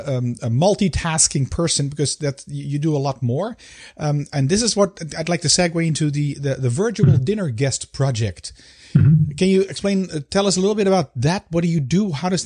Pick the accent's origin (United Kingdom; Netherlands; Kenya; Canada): Netherlands; moved away as an adult; now in Belgium; being a Dutchman living, I'm here now in Belgium for 13 years or something.